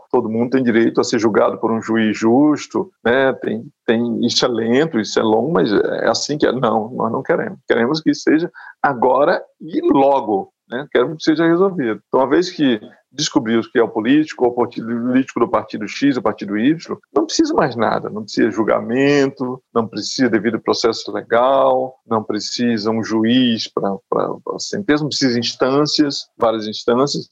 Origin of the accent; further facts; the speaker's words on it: Rome, Lazio, Italy; moved away; Em Roma ainda tem as plaquinhas lá em toda parte em Roma, que foi onde eu cresci